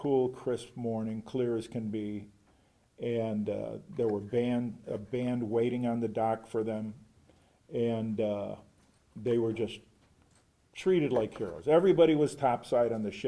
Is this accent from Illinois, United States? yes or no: yes; Chicago, Illinois, United States; I'm from Chicago